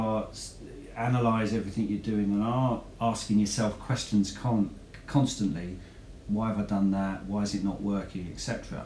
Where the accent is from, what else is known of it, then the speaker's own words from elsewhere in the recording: Hertfordshire, East of England, United Kingdom; also born or lived in Essex; I was born in Hertfordshire and raised in Hertfordshire